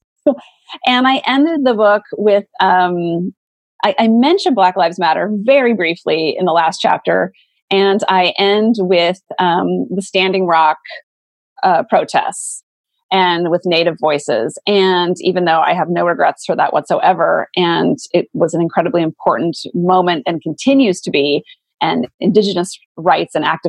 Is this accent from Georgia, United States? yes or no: no; Montana, United States; moved away; I'm from Montana originally. Like I grew up with guns.